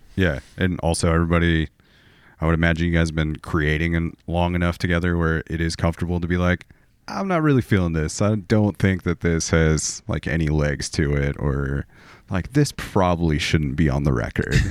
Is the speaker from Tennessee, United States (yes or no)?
no; Portland, Oregon, United States; my hometown of, of Portland, Oregon